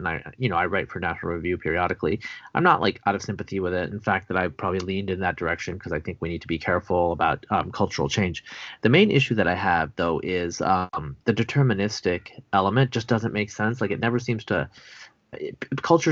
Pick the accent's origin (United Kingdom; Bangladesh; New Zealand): Bangladesh; moved away; I was born in Bangladesh. Just want to make clear I'm not technically Indian.